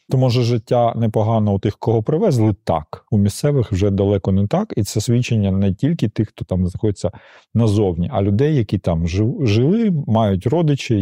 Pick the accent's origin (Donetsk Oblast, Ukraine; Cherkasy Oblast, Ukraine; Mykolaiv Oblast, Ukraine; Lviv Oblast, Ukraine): Donetsk Oblast, Ukraine; Donetsk; moved away; я народився, виріс в Донецьку